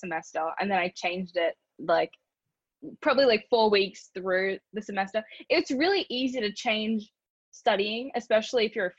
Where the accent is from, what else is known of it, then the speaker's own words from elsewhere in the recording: Brisbane, Queensland, Australia; moved away as an adult; also born or lived in Culver City, Los Angeles; now in Los Angeles, United States; I'm from Brisbane, Australia.